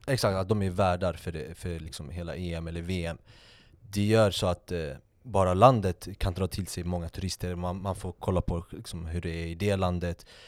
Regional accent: Sweden; vi som svenskar

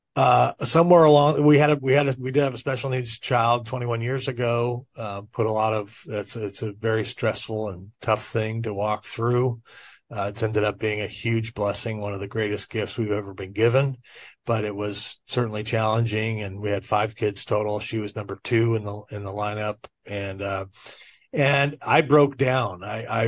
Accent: Orange County, Southern California, United States; I was raised in Orange County down in Southern California

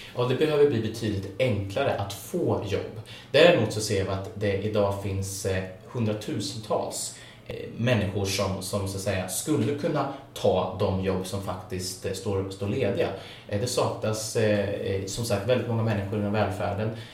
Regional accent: Filipstad, Värmland, Sweden; där jag växte upp. Jag kommer från en liten bruksort i mellersta Värmland som heter Filipstad

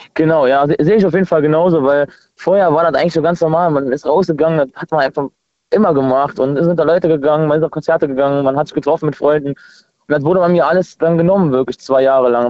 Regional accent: near Trier, Rhineland-Palatinate, Germany; ich komme aus der Nähe von Trier

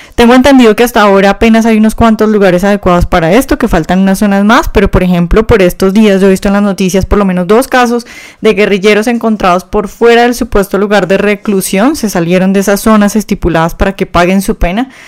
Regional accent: Colombia; somos nosotros, los colombianos de bien

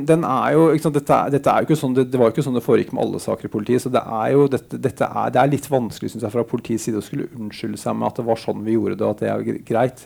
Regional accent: Bærum, Akershus, Norway; en fyr fra Bærum

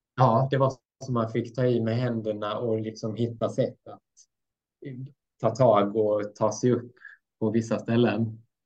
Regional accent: Blekinge, Sweden; also born or lived in Mora; now in Östersund, Sweden; växte upp i Blekinge ganska länge sedan jag flyttade därifrån

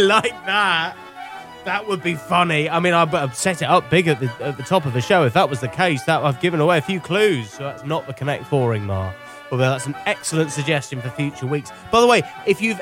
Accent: Cornwall, South West England, United Kingdom; I'm a Cornish boy, so it's like, you know, it's an event on my patch

